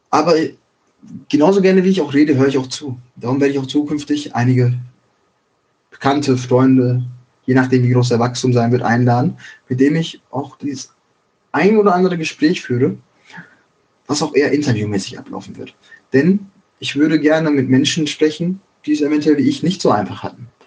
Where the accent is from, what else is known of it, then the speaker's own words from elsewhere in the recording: Schwerte, North Rhine-Westphalia, Germany; also born or lived in Dortmund / Bochum; ich bin halt geboren und aufgewachsen in Schwerte, Dortmund und Bochum. Den Großteil meiner Kindheit habe ich in diesen drei Städten verbracht